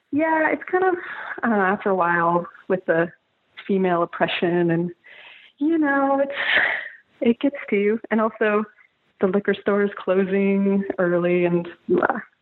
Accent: Canada; moved away; also born or lived in Salt Lake City, Utah; I'm from Canada originally

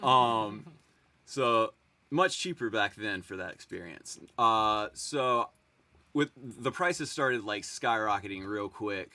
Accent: Greensboro, North Carolina, United States; I grew up seeing them in Greensboro

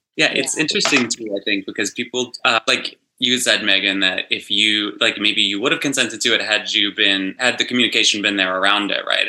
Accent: West Virginia, United States; moved away as an adult; now in Los Angeles, United States; I grew up in West Virginia in like the tiniest, tiny little small town. I've been in LA for about 10 years

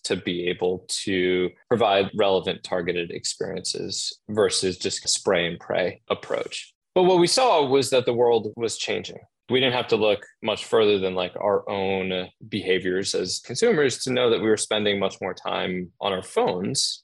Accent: Boston, Massachusetts, United States; now in New York City, United States; I'm originally from Boston.

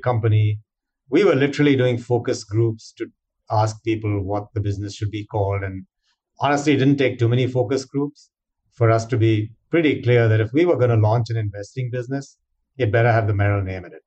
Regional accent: India; moved away as an adult; now in United States; I grew up in India

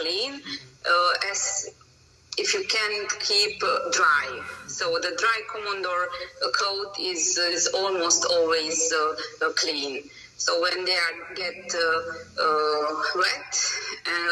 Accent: Romania; English is a second language; moved away as an adult; now in Hungary; I'm originally from Romania, but I live from over than 14 years in Hungary. My nationality is Hungarian, but my birthplace is Romania.

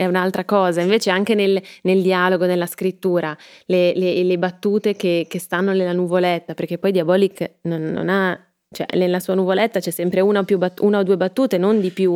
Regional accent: Milan, Lombardy, Italy; io sono milanese, si sente

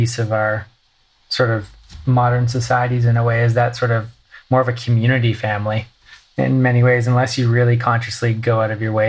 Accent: Victoria, British Columbia, Canada; also born or lived in Vancouver; now in Los Angeles, United States; I grew up in Victoria and Vancouver for almost 10 years

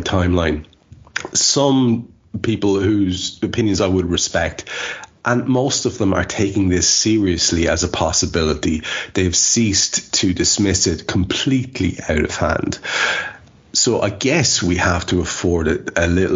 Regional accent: Ireland; as an Irish lad

